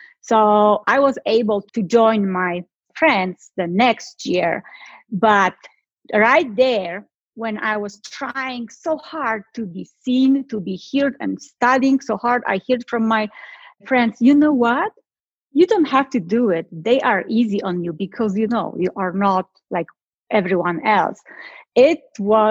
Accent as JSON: {"language": "English", "country": "Poland", "tie": "born or raised there", "said": "I'm from Poland. So my childhood was totally different like everyone else. I was born in a time behind the Iron Curtain, communism."}